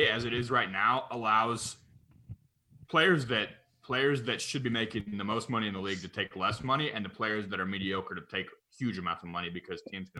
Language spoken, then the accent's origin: English; Oklahoma, United States; I'm from Oklahoma.